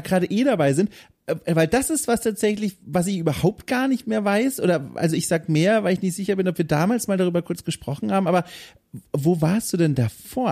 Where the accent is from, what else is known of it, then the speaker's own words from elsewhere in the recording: Southern Germany, Germany; Ich bin auf dem Dorf aufgewachsen im, im Süden Deutschlands